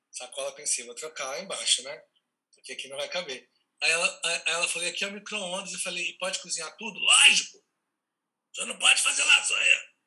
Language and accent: Portuguese; Mato Grosso, Brazil; also born or lived in Rio de Janeiro, Brazil; now in São Paulo, Brazil; Eu nasci em Mato Grosso, é, sou Mato Grossense